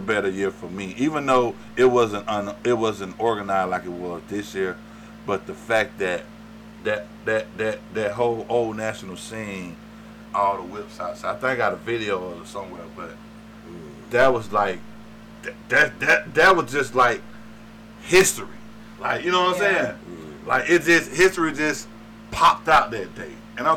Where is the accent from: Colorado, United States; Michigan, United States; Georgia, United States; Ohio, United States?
Georgia, United States; College Park; growing up in Atlanta, growing up in College Park